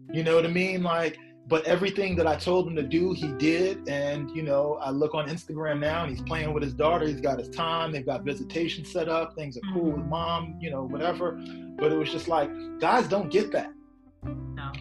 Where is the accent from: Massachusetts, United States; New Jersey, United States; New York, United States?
New York, United States; New York City; I'm from Queens